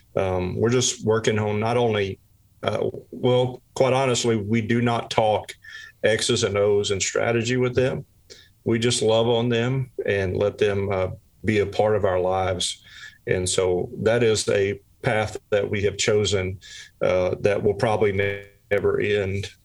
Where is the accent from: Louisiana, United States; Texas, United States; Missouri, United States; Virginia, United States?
Louisiana, United States; South; I'm originally from South Louisiana